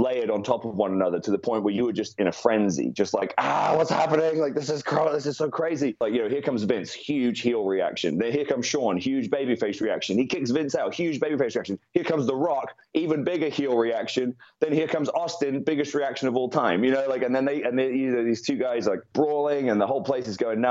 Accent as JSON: {"language": "English", "country": "United Kingdom", "said": "I'm British"}